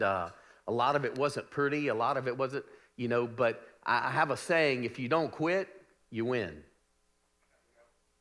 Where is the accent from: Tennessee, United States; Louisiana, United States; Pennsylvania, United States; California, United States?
Louisiana, United States; moved away as an adult; now in Birmingham, United States; I'm originally from the great state of eating stuff, which is Louisiana. And so being a Cajun in Louisiana